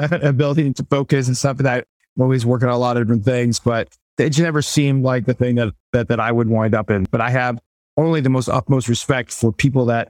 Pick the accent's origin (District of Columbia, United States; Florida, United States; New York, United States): New York, United States; New York City; moved away as an adult; also born or lived in Bronx / Detroit / Israel; born in the Bronx, grew up in Brooklyn